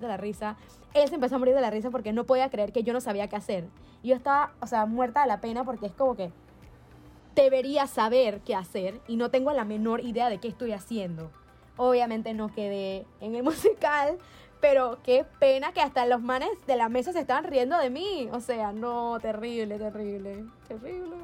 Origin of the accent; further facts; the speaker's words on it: Panama; moved away; yo vengo de Panamá donde tú entras y conoces dije, a todo el mundo